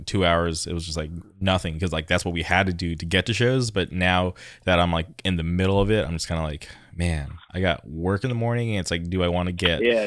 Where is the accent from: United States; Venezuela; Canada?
United States; Palm Springs, California; now in Orange County, United States; I grew up in the Palm Springs area